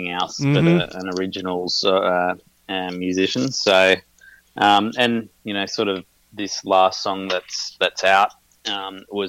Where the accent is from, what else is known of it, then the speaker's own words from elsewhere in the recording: Brisbane, Queensland, Australia; now in Melbourne, Australia; I grew up in Brisbane